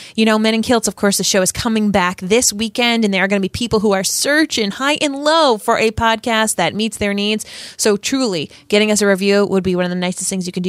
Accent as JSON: {"language": "English", "region": "Rhode Island", "country": "United States", "tie": "born or raised there", "said": "I grew up in Rhode Island"}